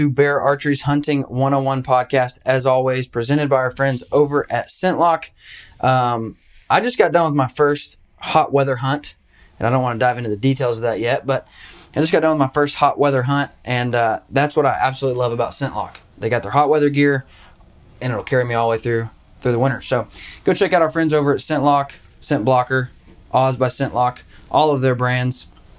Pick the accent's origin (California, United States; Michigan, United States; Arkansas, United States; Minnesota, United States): Arkansas, United States; And so I just say I'm from Wellington, Kansas, because I was born and raised in Arkansas.